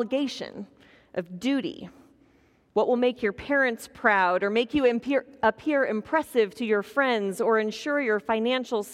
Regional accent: Kansas, United States; growing up in Kansas

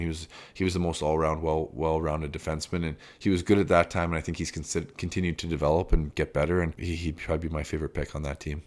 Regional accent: Calgary, Alberta, Canada; I grew up in Calgary in big schools

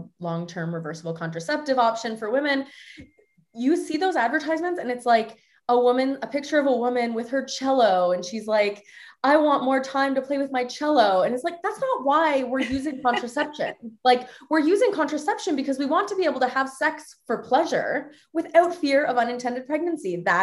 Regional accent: north of Toronto, Ontario, Canada; I grew up in Canada, north of Toronto

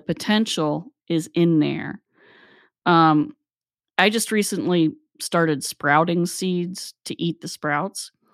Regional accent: Appalachia, United States; we grew up in Appalachia

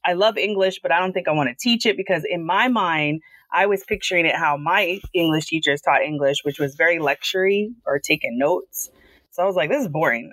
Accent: Long Island, New York, United States; I'm from Long Island. I'm I live here. I grew up here.

